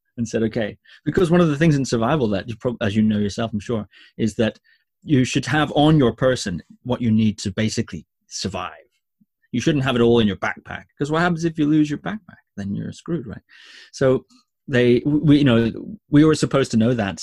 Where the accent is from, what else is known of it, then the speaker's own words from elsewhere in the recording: Shetland Islands, Scotland, United Kingdom; I grew up on the Shetland Islands, which is a small set of islands very far north of Scotland.